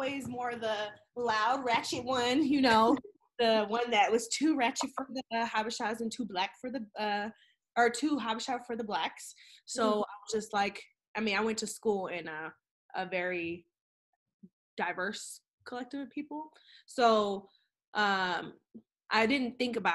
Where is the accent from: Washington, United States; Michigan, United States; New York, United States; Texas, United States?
Washington, United States; Seattle; from Seattle as well, 206 in the house.